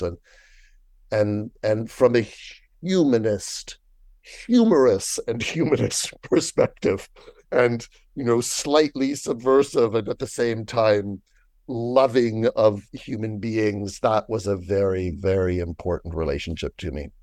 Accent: Toronto, Ontario, Canada; moved away as an adult; also born or lived in France / Stratford; now in Toronto, Canada; I was born in Toronto

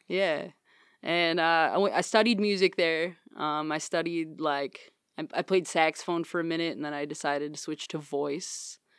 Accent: Morley, Michigan, United States; I'm from West Michigan

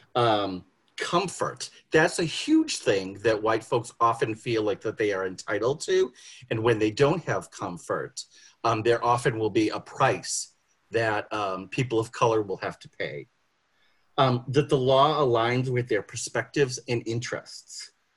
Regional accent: Boston, Massachusetts, United States; I grew up in Boston.

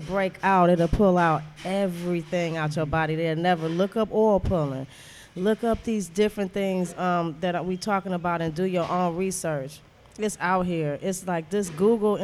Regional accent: Detroit, Michigan, United States; also born or lived in Louisiana; I'm from Detroit

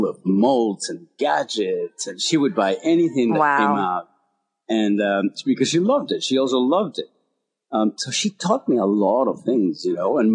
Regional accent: Mexico; moved away; I was born and raised in Mexico

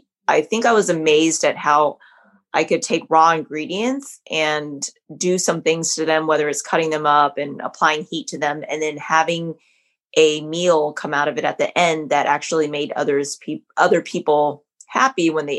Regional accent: Southern California, United States; I was born in Southern California. So I grew up eating a lot of great Vietnamese food

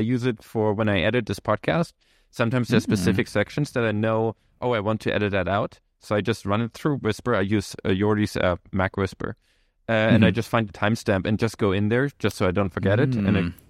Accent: Germany; first language German; English is a second language; moved away as an adult; I speak German. I'm from Germany, but it is sometimes hard if you've like had your entire tech career in English, in the English speaking world, right? We left Germany and Sweden fairly soon after we finished high school.

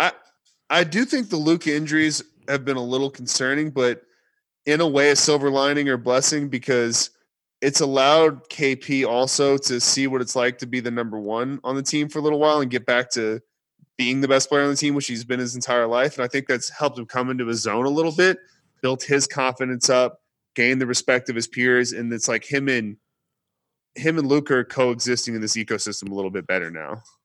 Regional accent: Texas, United States; I'm from Texas

